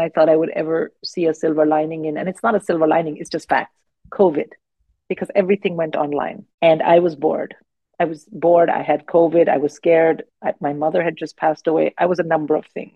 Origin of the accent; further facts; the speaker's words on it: India; now in United Kingdom; I didn't grow up here. I grew up in India